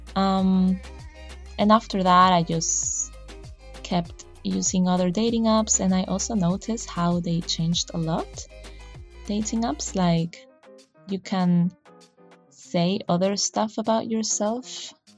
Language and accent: English; Chile; moved away; I am from Chile, so I couldn't really go home